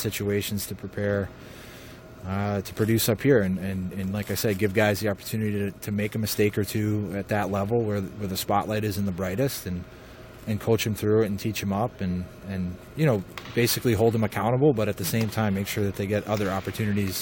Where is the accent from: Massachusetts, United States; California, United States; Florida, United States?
Massachusetts, United States; Boston; moved away as an adult; also born or lived in West Point; I grew up in Boston, and I played Division I college hockey at West Point.